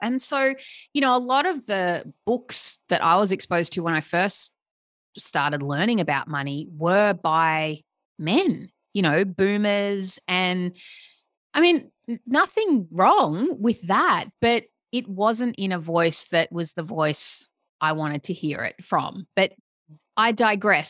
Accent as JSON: {"language": "English", "town": "Melbourne", "region": "Victoria", "country": "Australia", "moved": "yes", "said": "I, I'm from Melbourne."}